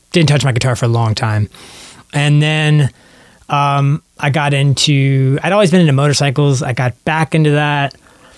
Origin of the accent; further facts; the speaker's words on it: Richmond, Virginia, United States; moved away as an adult; also born or lived in Savannah, Georgia; now in Portland, United States; I grew up in Virginia, so I've lived there my entire life in Virginia